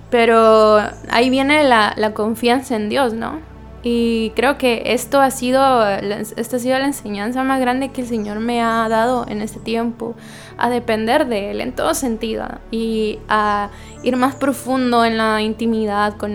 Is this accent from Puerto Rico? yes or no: no; Guatemala; now in Santo Domingo, Dominican Republic; Como ustedes saben, yo soy guatemalteca, pero resido en Santo Domingo.